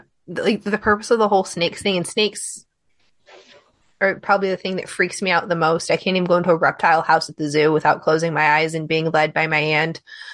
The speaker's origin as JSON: {"language": "English", "region": "Michigan", "country": "United States", "said": "I'm from Michigan."}